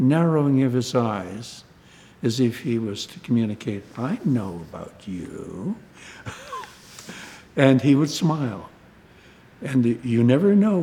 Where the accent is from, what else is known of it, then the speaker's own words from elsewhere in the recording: Winnipeg, Manitoba, Canada; moved away; a Winnipeg boy of an unprosperous and chronically ill small family